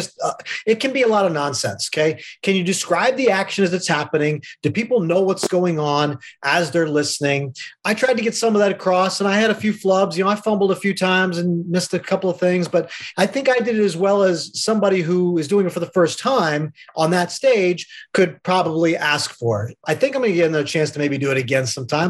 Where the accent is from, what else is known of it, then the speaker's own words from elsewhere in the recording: Middletown, United States; I grew up in Middletown